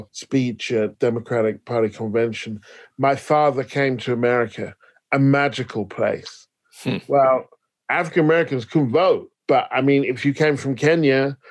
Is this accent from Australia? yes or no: no; United Kingdom; I'm British